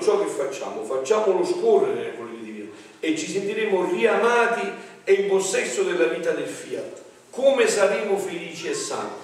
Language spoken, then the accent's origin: Italian; mountains of Avellino, Campania, Italy; mi ricordo i primi tempi che usciva la televisione nel mio paese un paese di montagna dove era molto tardi la televisione no? sulle brigge di Avellino, sulle montagne